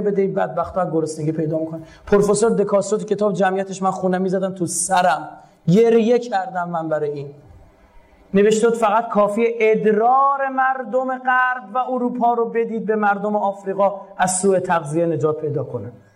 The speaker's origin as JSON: {"language": "Persian", "country": "Iran", "said": "به عنوان یک ایرانی به عنوان یک مسلمان"}